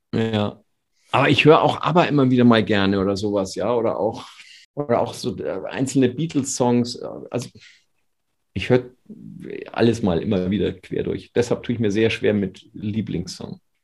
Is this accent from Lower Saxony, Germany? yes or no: no; Bavaria, Germany; als Bayer